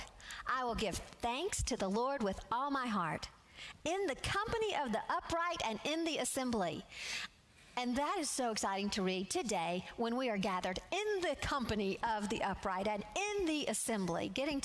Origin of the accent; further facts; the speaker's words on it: Alabama, United States; I'm from Alabama, and I like to say y'all